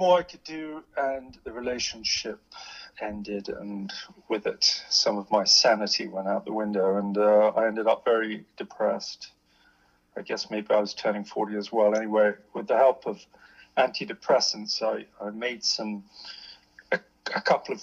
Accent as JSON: {"language": "English", "country": "Hong Kong", "tie": "born or raised there", "moved": "yes", "lives_now": "London, United Kingdom", "said": "I grew up in the East, grew up in Hong Kong."}